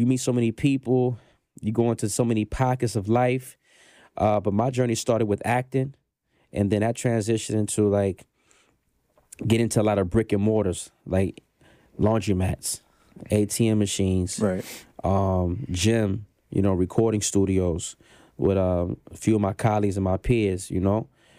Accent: Brooklyn, New York, United States; also born or lived in Anchorage / Baltimore / Denton / Killeen; Yes, I'm from Panama. Soy siento por ciento panameño. {S1} Ooh. {S3} You know what I'm saying? So let's start there. That's the origin, right? Okay. Born in Brooklyn.

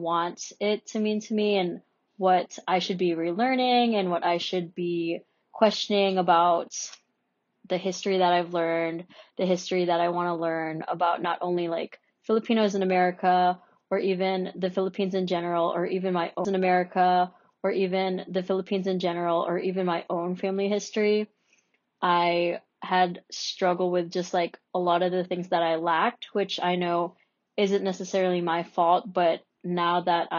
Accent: Hawaii, United States; I was born in the States. I don't even speak Tagalog fluently. So it's like, well, what's my accent? Are they referring to like the fact that, oh, maybe I speak a little bit differently because I'm from Hawaii

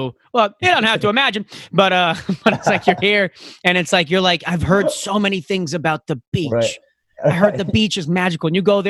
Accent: Florida, United States; born or raised there; now in New York, United States

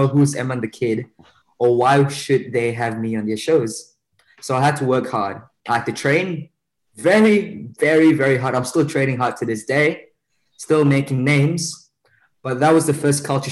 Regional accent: Malaysia; moved away as an adult; now in Australia; when I came to Australia from Malaysia

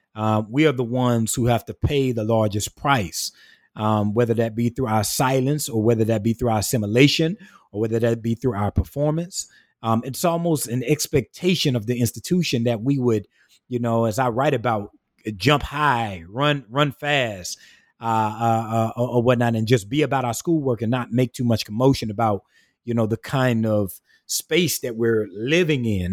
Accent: South Carolina, United States; moved away as an adult; now in Augusta, Georgia, United States; born and raised in the rural part of South Carolina

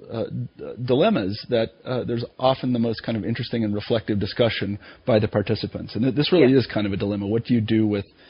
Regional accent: Kansas, United States; moved away; I'm from the Midwest myself. I'm from Kansas originally

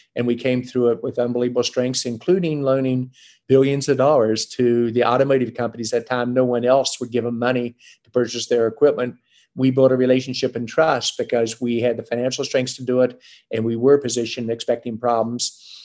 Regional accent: West Virginia, United States; moved away; also born or lived in Boston; I grew up in West Virginia where we were the chemical center of the world with Carbide, FMC, DuPont, 6,000 engineers in Charleston, West Virginia alone.

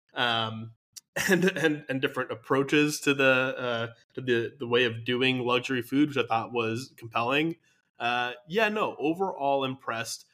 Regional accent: United States; as a American viewer

